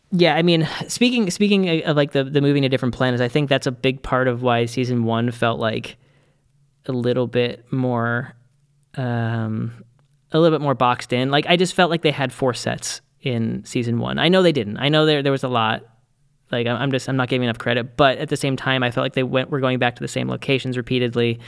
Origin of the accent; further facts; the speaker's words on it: Boston, Massachusetts, United States; as a Bostonian myself